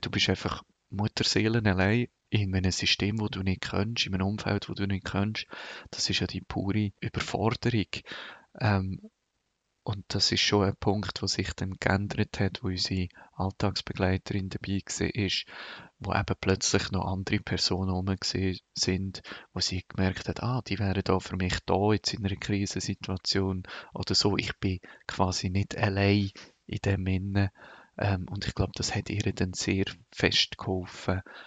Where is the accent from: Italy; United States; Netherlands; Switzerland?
Switzerland; Lucerne Hinterland; ich bin im Luzerner Hinterland aufgewachsen